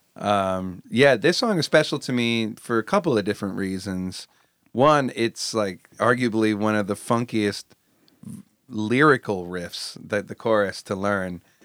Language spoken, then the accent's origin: English; Bay Area, California, United States; we're from the Bay Area